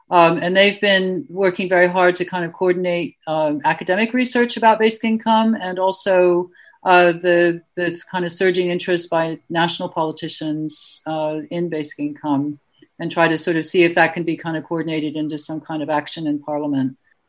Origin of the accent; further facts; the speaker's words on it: Ohio, United States; also born or lived in California / Washington, D.C.; I'm from Ohio, mainly. I was born in California near Berkeley, and I lived in near Washington, D.C., and I also spent some time in New Hampshire and in Boston.